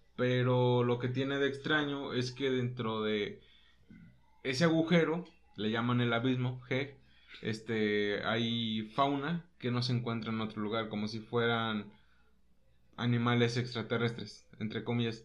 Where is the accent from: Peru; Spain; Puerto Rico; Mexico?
Mexico; aquí nosotros somos mexicanos